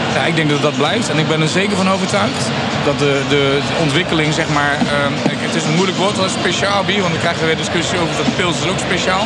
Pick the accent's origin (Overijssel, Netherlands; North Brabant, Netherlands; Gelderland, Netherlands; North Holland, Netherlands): Overijssel, Netherlands; Nijverdal; also born or lived in Ommen; opgegroeid in Nijverdal